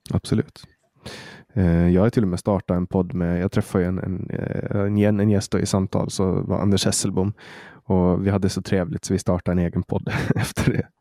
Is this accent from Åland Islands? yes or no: yes; Åland Islands; also born or lived in Stockholm; jag kommer från Åland